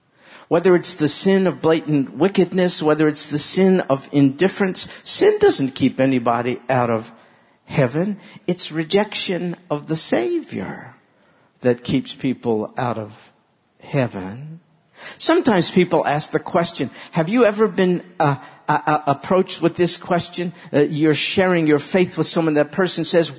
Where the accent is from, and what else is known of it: New York, United States